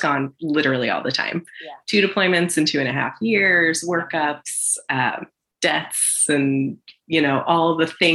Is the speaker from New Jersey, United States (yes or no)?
yes; New Jersey, United States; moved away as an adult; also born or lived in Pennsylvania; now in San Diego, United States; I am originally from the East Coast. I'm from New Jersey by way of Pennsylvania